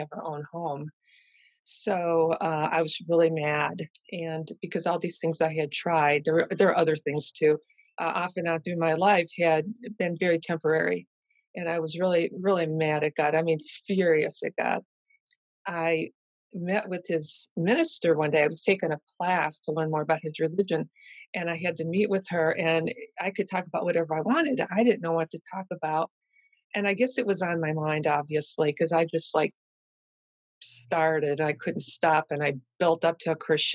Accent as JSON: {"language": "English", "town": "Cleveland", "region": "Ohio", "country": "United States", "tie": "born or raised there", "said": "I grew up in Cleveland"}